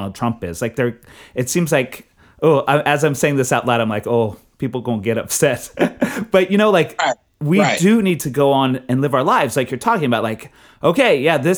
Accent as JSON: {"language": "English", "region": "Texas", "country": "United States", "moved": "yes", "lives_now": "Brooklyn, United States", "said": "I'm from Texas"}